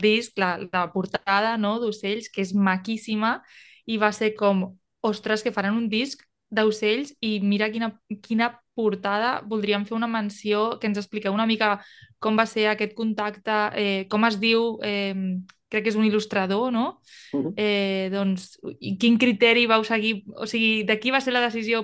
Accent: Tarragona, Catalonia, Spain; No soc de Valls, soc de Tarragona, però és el que em queda més a prop

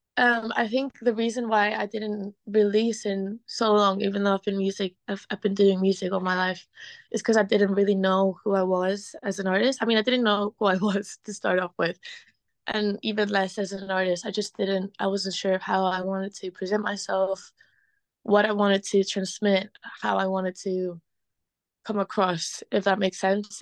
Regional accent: Spain; moved away as an adult; also born or lived in Liverpool, United Kingdom; now in London, United Kingdom; growing up in Spain

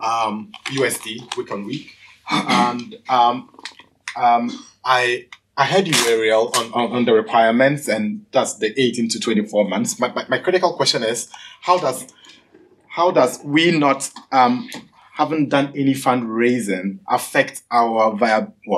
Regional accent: Ghana; I'm from Ghana.

